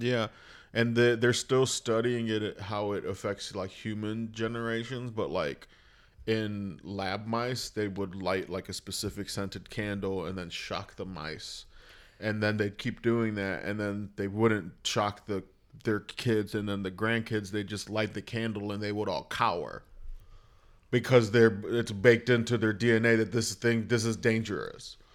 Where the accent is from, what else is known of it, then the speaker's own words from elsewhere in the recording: Lorain, Ohio, United States; also born or lived in Clovis, New Mexico; my first memories are back in Lorain, Ohio